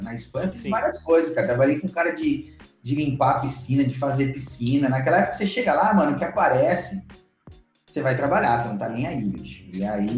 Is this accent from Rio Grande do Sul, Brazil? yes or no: no; Mogi Guaçu, São Paulo, Brazil; moved away as an adult; also born or lived in Alicante, Spain; now in Florianópolis, Brazil; Eu sou natural do interior de São Paulo, ali perto de Campinas, uma cidadezinha chamada Mogi Guaçu